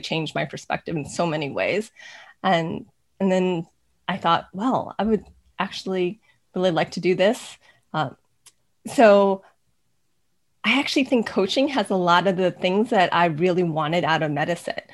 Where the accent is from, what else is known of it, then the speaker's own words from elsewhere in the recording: United States; I'm Chinese American